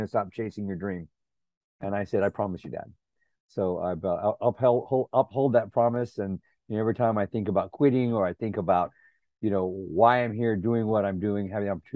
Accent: San Antonio, Texas, United States; moved away as an adult; now in Los Angeles, United States; a quarter of a mile from our house growing up in South Texas.

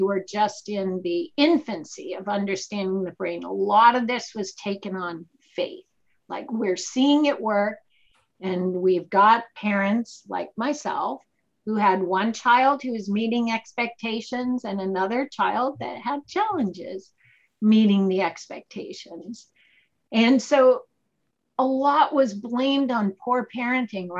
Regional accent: Boston, Massachusetts, United States; moved away; I am from Boston

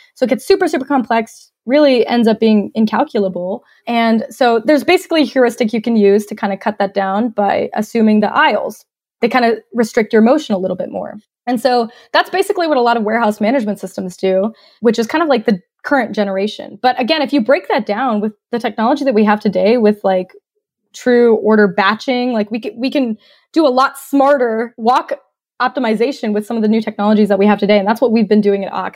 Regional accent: Cumming, Georgia, United States; moved away as an adult; also born or lived in Australia / Atlanta, Georgia; now in Northwest Arkansas, United States; I was actually born in Australia, and I grew up in North Georgia, just north of Atlanta in a little town called Cumming, Georgia

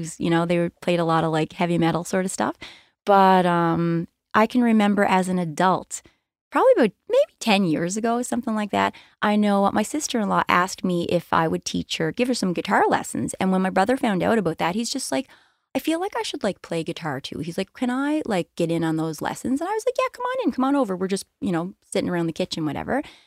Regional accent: Cape Breton, Nova Scotia, Canada; we're from Cape Breton. I stayed

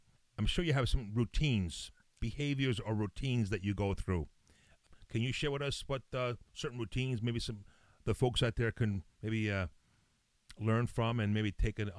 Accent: New York City, New York, United States; also born or lived in Italy; And I came from Italy, and I was raised in the Bronx.

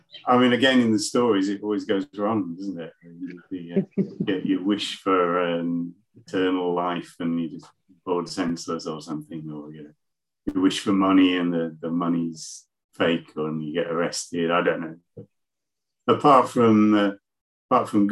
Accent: Leeds, Yorkshire and the Humber, United Kingdom; moved away; I'm from Leeds, in the middle of the country, and now I'm living down by the coast.

